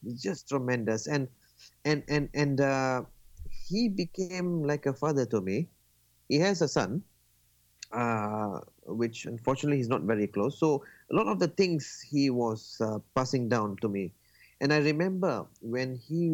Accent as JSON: {"language": "English", "country": "Malaysia", "said": "I'm from Malaysia."}